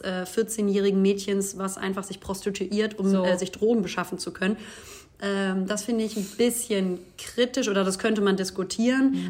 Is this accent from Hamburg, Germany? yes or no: yes; Hamburg, Germany; moved away; Es ist meine Stadt, aber es ist natürlich auch immer, ja, also natürlich äh, ist es meine Heimat